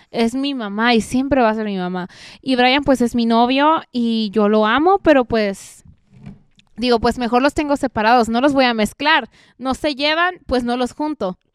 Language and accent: Spanish; Veracruz, Mexico; also born or lived in Mexico City; yo soy orgullosamente veracruzana